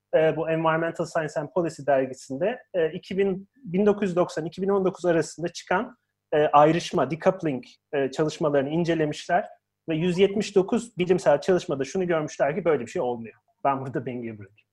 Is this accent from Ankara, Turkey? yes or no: yes; Ankara, Turkey; ben Ankaralıyım